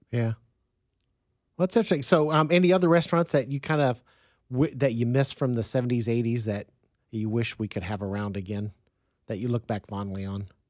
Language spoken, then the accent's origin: English; Wichita, Kansas, United States; moved away; I grew up in Wichita, Kansas